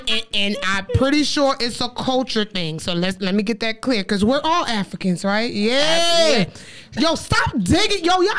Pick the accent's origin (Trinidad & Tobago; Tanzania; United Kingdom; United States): Trinidad & Tobago; I am Caribbean, so everybody know I'm from Trinidad.